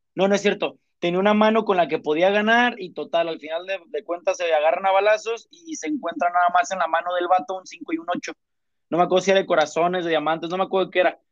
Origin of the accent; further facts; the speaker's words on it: Uruapan, Michoacán, Mexico; moved away; yo soy de Michoacán, ¿no? De Ollada Uruapan